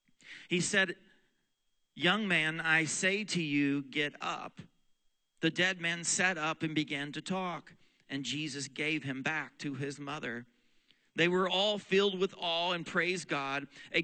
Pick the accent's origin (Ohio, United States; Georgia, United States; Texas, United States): Texas, United States; also born or lived in Oklahoma / Pennsylvania; In fact, this is now where we live in our home state of Pennsylvania. My wife is from here. I'm from Texas and Oklahoma